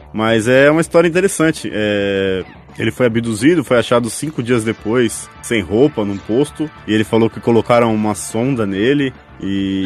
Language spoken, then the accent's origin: Portuguese; Brazil; Eu sou brasileiro